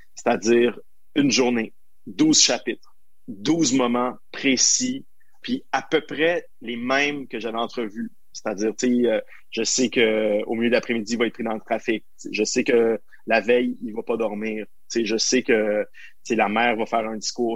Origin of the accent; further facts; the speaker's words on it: Montreal, Quebec, Canada; je sois à Montréal, ma ville natale